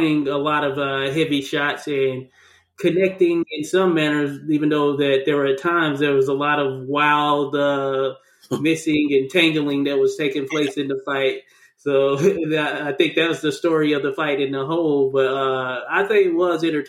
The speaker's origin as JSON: {"language": "English", "region": "Arkansas", "country": "United States", "tie": "born or raised there", "said": "from my home state of Arkansas"}